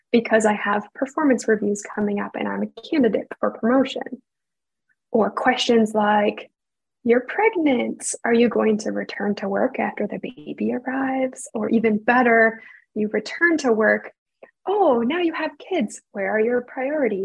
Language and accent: English; Canada; I am a Canadian